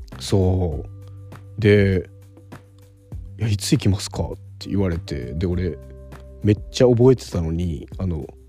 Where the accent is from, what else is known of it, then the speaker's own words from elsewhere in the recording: Okinawa, Japan; now in Tokyo, Japan; 沖縄出身の